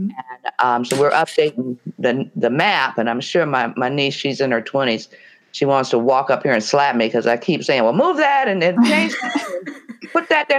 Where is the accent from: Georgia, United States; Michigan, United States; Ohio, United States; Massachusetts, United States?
Michigan, United States; Detroit; I'm from Detroit